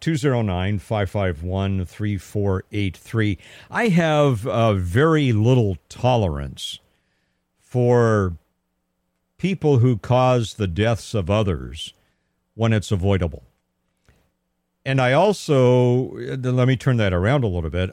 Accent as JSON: {"language": "English", "town": "Pasadena", "region": "California", "country": "United States", "tie": "born or raised there", "also_born_or_lived": "Altadena, California / Arcadia, California", "said": "I am a native Southern Californian. I was born and raised in Pasadena, California, a little bit in Altadena, a little bit in Arcadia, but Pasadena is my hometown"}